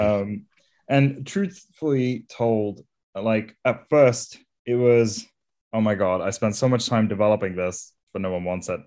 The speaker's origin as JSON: {"language": "English", "country": "India", "tie": "born or raised there", "also_born_or_lived": "Isle of Wight", "moved": "yes", "lives_now": "London, United Kingdom", "said": "I'm originally from India, where I grew up"}